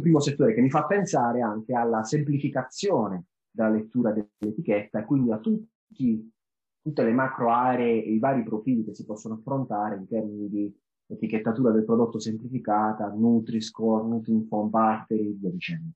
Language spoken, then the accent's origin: Italian; Apulia, Italy; io sono pugliese